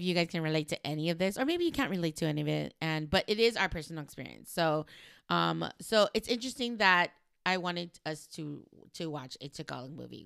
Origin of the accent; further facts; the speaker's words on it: Los Angeles, California, United States; I'm from L